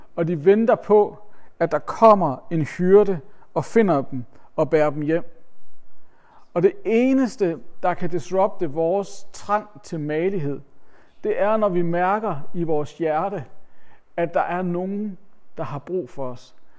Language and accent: Danish; Denmark; vi som danskere